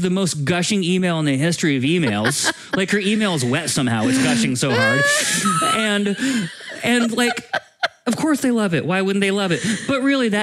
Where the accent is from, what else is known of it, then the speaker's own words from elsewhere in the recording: East Coast, United States; moved away; I'm from the East Coast